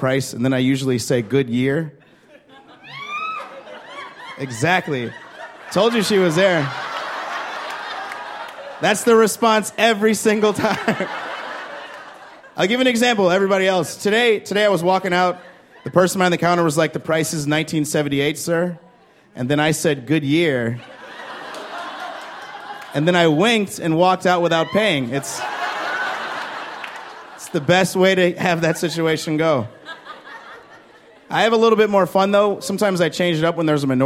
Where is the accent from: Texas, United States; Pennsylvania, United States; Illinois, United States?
Illinois, United States; Chicago; I'm from Chicago